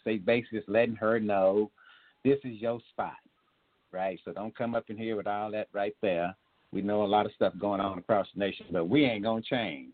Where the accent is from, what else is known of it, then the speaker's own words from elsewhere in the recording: Tyler, Texas, United States; Tyler kind of like my hometown. I told you about I got roots down there